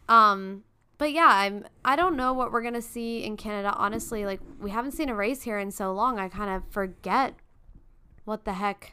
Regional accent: United States; we're American

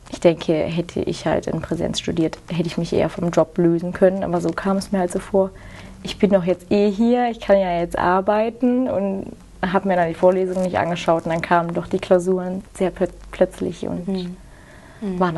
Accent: Engelskirchen, North Rhine-Westphalia, Germany; Ich komme aus Engelskirchen, das ist bei der Nähe in, von Köln.

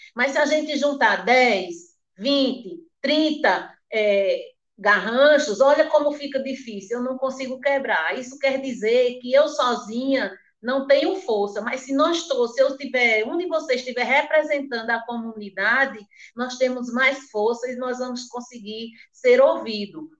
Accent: Pernambuco, Brazil; also born or lived in Mundo Novo, Buíque; eu nasci no Mundo Novo, né? sou filha da comunidade quilombola do Mundo Novo em Buíque, mas fui criada em São Domingos

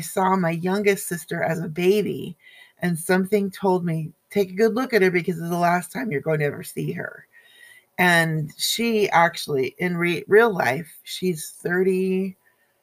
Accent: Everett, Washington, United States; moved away; I was back in my hometown of Everett, Washington, which I'll never go back to ever, ever again

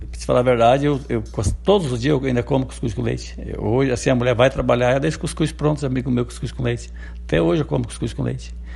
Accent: Boa Vista, Rio Grande do Sul, Brazil; Eu nasci na Boa Vista mesmo. Só que hoje, assim, ó, a gente morava no morro

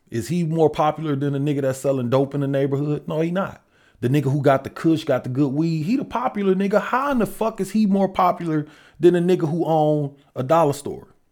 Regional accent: Detroit, Michigan, United States; I'm from Detroit

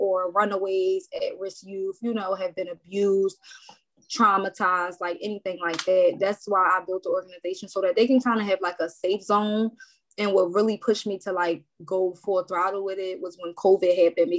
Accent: Philadelphia, Pennsylvania, United States; moved away as an adult; now in Willow Grove, Montgomery County, United States; North Philly, North Philadelphia

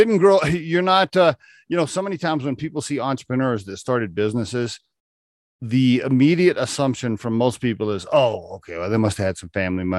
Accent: Oklahoma, United States; I grew up in Oklahoma, about 20 acres, and I would call it a hobby out in rural area, hobby farm.

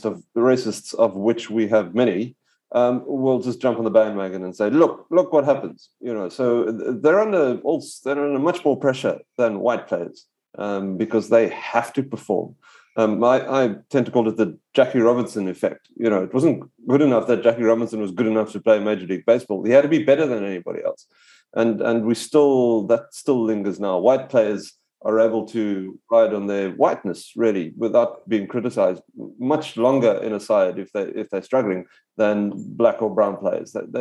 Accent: South Africa; as a South African

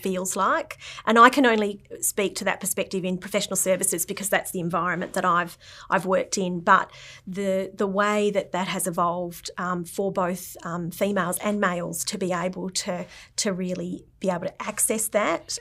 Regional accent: Canberra, Australian Capital Territory, Australia; growing up in Canberra, um, in Tuggeranong

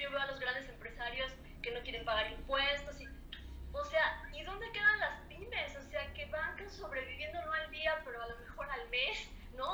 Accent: Mexico; ese sentimiento que tenemos como mexicanos de ser solidarios

